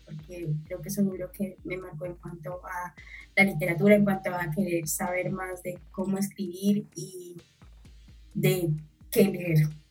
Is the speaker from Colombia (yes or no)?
yes; Cali, Valle del Cauca, Colombia; also born or lived in Satinga, Nariño; nací en Cali